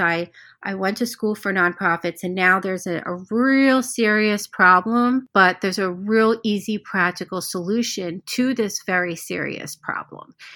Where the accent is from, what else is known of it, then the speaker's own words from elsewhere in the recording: Cherry Hill, New Jersey, United States; moved away; I was born and raised in Cherry Hill, New Jersey